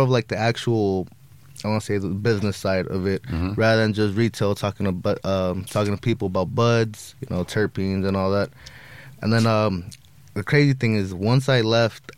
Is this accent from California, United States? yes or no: yes; Los Angeles, California, United States; I started off in San Fernando Valley, a city called Reseda